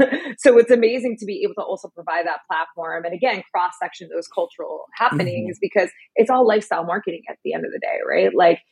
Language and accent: English; New York City, New York, United States; Like growing up in New York City, like that Nupsy jacket meant everything with your Tims.